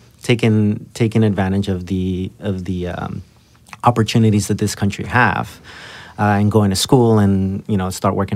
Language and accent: English; Burbank, California, United States; I grew up in Burbank, California, which is a nicer area